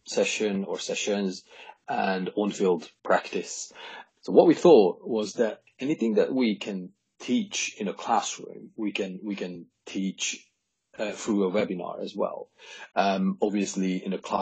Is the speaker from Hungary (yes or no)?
yes; Hungary; moved away; I was born in Hungary, and I started playing baseball